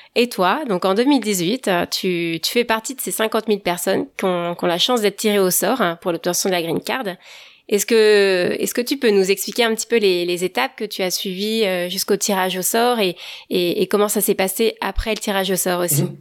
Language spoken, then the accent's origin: French; France; also born or lived in West Coast of the United States; now in United States